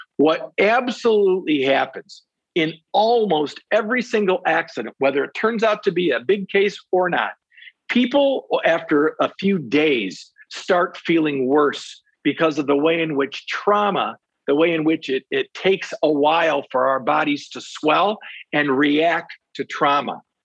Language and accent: English; Saginaw, Michigan, United States; also born or lived in Three Rivers, Michigan / Van Wert, Ohio; now in Detroit, United States; settled in Saginaw, where really I went to uh, public schools in Saginaw Township there from kindergarten years all the way through my uh, high school graduation. So I consider myself in my hometown to be Saginaw